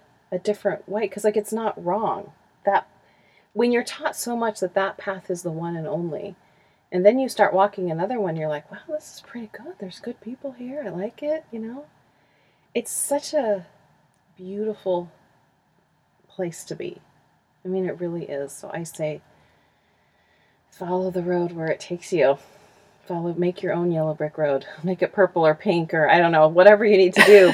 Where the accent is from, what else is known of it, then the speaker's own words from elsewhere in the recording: Huntington Beach, California, United States; moved away as an adult; also born or lived in Utah; I grew up in Huntington Beach. And we just recently moved back here in January